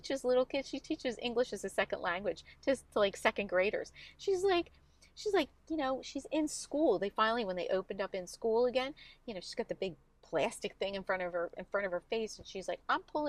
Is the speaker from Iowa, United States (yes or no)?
no; Collingdale, Pennsylvania, United States; I grew up in Collingdale